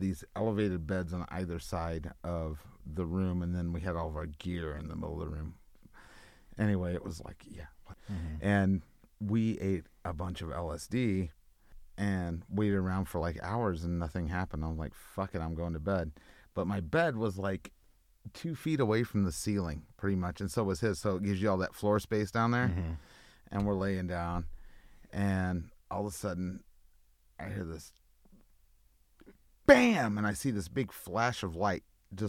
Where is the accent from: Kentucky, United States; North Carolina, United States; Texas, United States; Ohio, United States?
Texas, United States; Houston; My hometown.